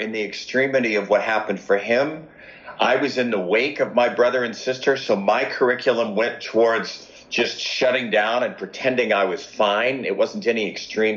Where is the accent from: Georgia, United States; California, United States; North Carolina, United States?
California, United States; Los Angeles; I grew up in Los Angeles.